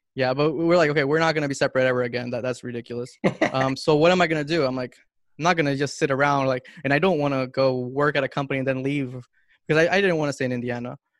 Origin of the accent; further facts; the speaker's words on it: Honduras; moved away; also born or lived in Miami, United States; I'm from Honduras